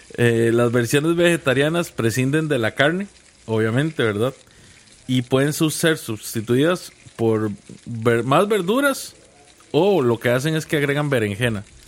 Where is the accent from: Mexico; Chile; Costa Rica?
Costa Rica; yo soy más tico que el gallo pinto